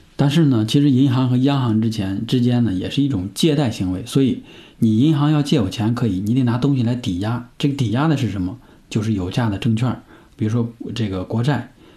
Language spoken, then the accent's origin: Chinese; northern China, China; 我是在北方长大的